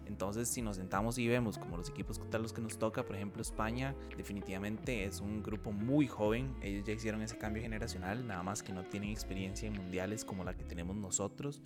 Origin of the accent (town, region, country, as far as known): Costa Rica